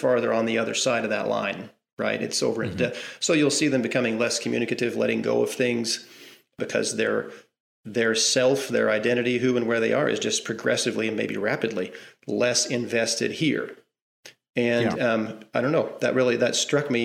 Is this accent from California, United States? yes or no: no; Southwest Missouri, United States; moved away as an adult; also born or lived in Arkansas / Texas; I'm from Southwest Missouri. I was born in Arkansas, raised in Southwest Missouri my whole life.